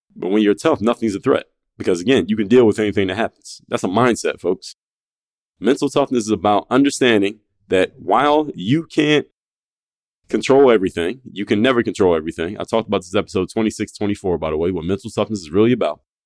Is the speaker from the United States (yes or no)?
yes; Philadelphia, Pennsylvania, United States; now in South Florida, United States; I was home in my hometown of Philadelphia